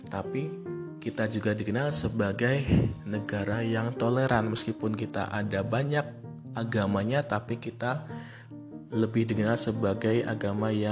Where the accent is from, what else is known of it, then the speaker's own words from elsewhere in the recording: Yogyakarta, Special Region of Yogyakarta, Indonesia; Yaitu kalau saya identitas primer saya adalah orang Jawa, orang Yogyakarta. Identitas benar saya sebagai warga negara Indonesia gitu lah.